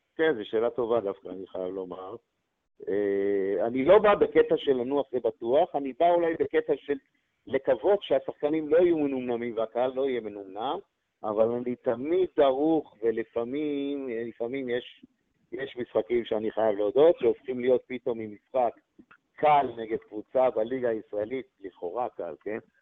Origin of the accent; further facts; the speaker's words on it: Israel; אנחנו ישראלים חמים